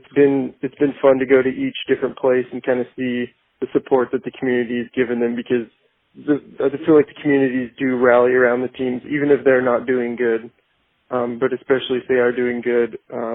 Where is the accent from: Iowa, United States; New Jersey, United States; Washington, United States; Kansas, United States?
Washington, United States; Pacific County; I grew up in Pacific County where, if a team makes it to state in football, it's like a big deal.